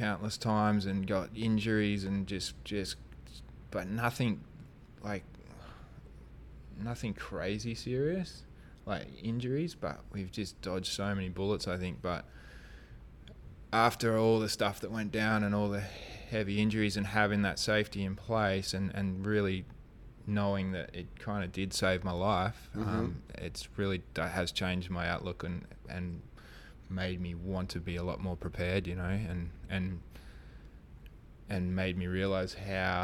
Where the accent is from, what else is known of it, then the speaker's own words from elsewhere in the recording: Kalbarri, Western Australia, Australia; growing up in Kalbarri, and we had, like, really good reefs